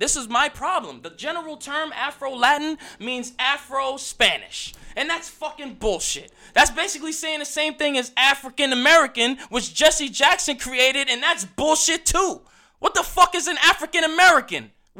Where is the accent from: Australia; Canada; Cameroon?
Australia; It's just Australian. I'm Australia. I came from Australia. I'm an Australian guy.